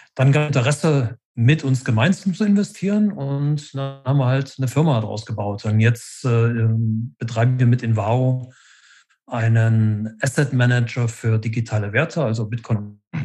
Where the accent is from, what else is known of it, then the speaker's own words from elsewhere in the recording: Leipzig, Saxony, Germany; also born or lived in Berlin; Ich bin in Ostdeutschland groß geworden in den 70er und 80er Jahren